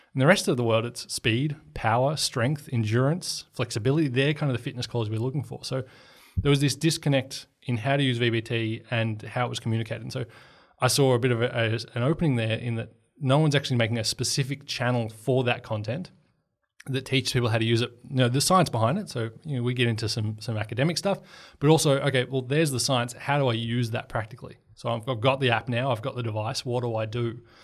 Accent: Portland, Victoria, Australia; moved away; I was on a bus trip home from my hometown in Portland

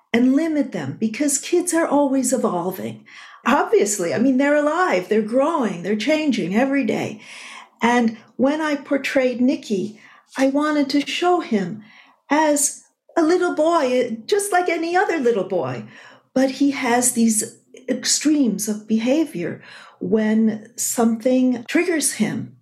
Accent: Buffalo, New York, United States; moved away; I was at my hometown, Buffalo, New York on 9 11.

